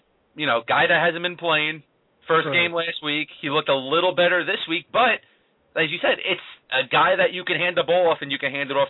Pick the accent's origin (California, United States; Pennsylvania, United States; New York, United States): New York, United States; New York City; I'm from Brooklyn, man.